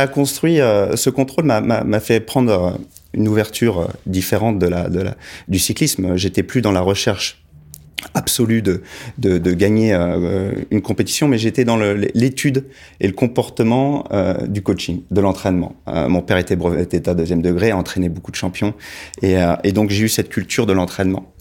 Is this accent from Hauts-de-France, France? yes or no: no; Bondy, Île-de-France, France; j'ai parcouru les petites rues de Bondy où j'ai grandi, à Bondy Nord, dans les quartiers populaires.